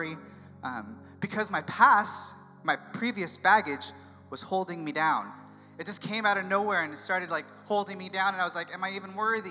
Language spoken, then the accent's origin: English; San Diego, California, United States; moved away as an adult; San Diego, my hometown